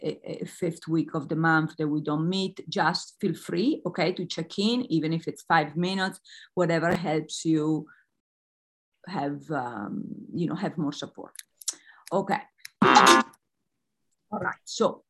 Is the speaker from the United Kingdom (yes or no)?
no; Italy; I'm Italian.